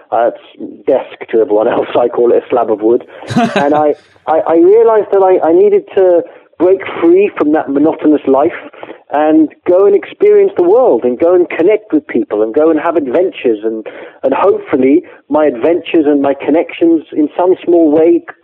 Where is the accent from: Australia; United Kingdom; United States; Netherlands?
United Kingdom; England; accent: English; I'm English, as you can tell from my very English accent.